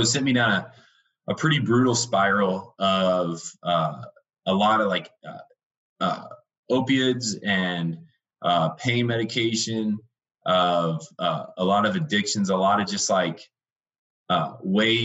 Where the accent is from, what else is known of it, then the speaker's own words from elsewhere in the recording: Indiana, United States; moved away as an adult; now in Denver, United States; I was raised in Indiana. It's a small little Midwestern state, in a small little town.